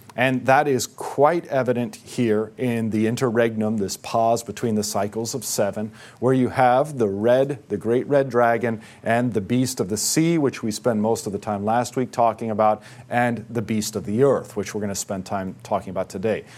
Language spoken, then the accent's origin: English; United States; because we're American